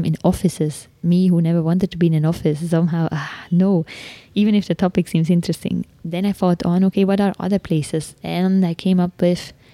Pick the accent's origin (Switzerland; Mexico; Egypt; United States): Switzerland; now in Delhi, India